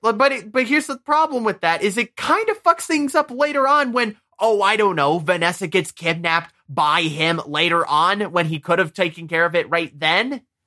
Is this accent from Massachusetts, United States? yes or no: no; Michigan, United States; we're from Michigan